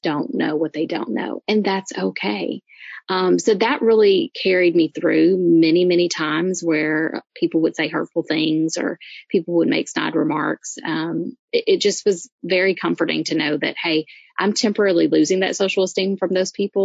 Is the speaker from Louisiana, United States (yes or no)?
yes; Louisiana, United States; I'm from Louisiana, so, you know, I'm used to crazy crap food